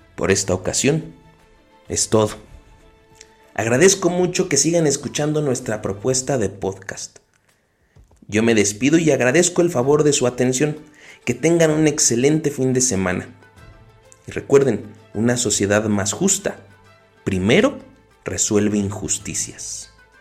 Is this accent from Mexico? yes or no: yes; Mexico; tenemos como mexicanos